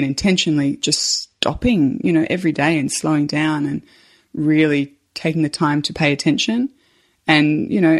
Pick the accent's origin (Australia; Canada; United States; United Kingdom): Australia; I'm an Australian mum